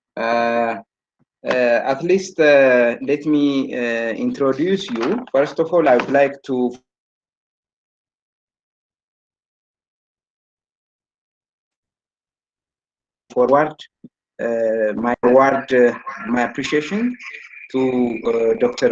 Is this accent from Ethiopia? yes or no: yes; Ethiopia; also born or lived in Germany; I returned back to my home country, and currently I'm working in Arba Minch University